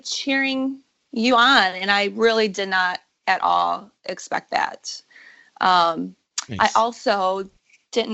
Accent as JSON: {"language": "English", "town": "Taylor", "region": "Michigan", "country": "United States", "tie": "born or raised there", "moved": "as an adult", "lives_now": "Nashville, United States", "said": "I'm from Michigan, lived in Michigan all my whole life"}